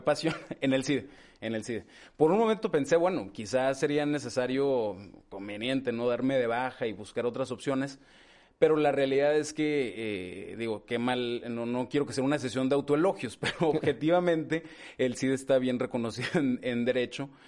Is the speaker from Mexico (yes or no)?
yes; Torreón, Coahuila, Mexico; moved away as an adult; also born or lived in Gómez Palacio, Durango / Mexico City / New York; yo crecí, nací en, en Gómez Palacio Durango, en Gómez. Eh, soy el mayor, somos dos hermanos, una hermana más chica. Eh, crecimos aquí en Torreón, no obstante haber nacido en Gómez